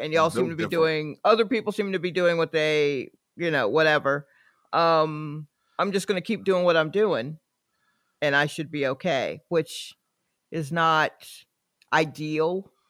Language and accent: English; the South, United States; I grew up in the South.